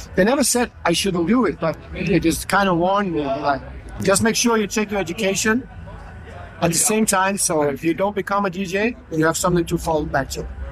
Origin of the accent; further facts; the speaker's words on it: Denmark; I'm from Denmark